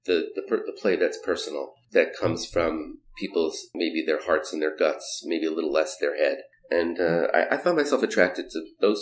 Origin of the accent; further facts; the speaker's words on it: New York, United States; growing up in New York